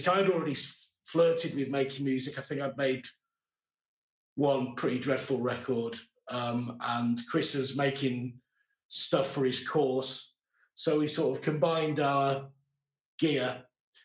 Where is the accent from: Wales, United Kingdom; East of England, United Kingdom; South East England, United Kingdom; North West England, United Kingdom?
Wales, United Kingdom; North; I was brought up in North Wales, very small town.